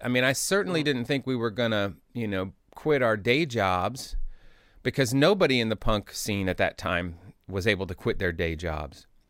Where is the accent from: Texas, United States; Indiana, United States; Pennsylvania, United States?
Indiana, United States; Indianapolis; also born or lived in Chicago; we moved from Indianapolis to Chicago when I was in third grade